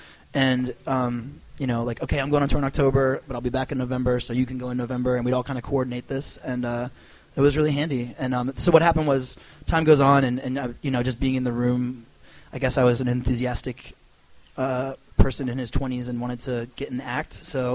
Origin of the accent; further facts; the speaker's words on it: Annapolis, Maryland, United States; also born or lived in Washington, D.C., United States; I'm from Annapolis, Maryland.